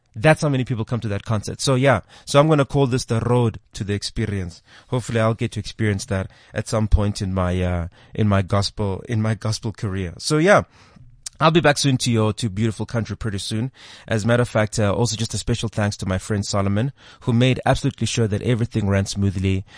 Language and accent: English; South Africa; if you're from South Africa, you will actually notice just how secular our country really is